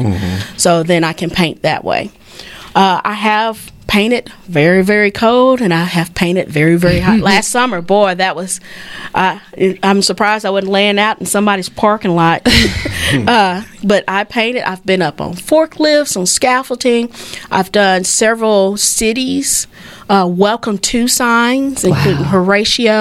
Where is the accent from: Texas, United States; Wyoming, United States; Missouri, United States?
Texas, United States; Fort Worth; I grew up in Fort Worth